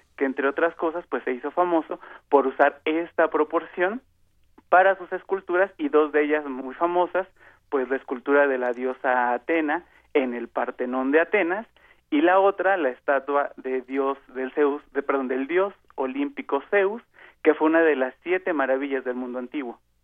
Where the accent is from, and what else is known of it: Mexico